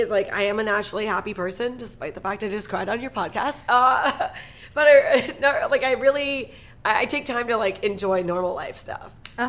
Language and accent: English; Toronto, Ontario, Canada; No, I moved here because I finally got my papers. I'm Canadian. I moved here from Toronto.